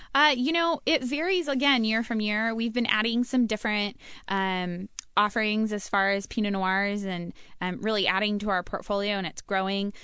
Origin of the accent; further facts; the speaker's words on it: Oregon, United States; born and raised in Oregon. So I lived in the Willamette Valley, grew up right next door to King Estate